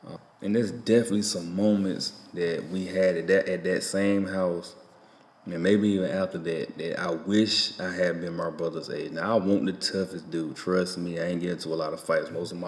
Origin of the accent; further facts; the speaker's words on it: Enfield, United States; I said, man, I don't know nothing about these people. I'm from Enfield. Y'all got to forgive me.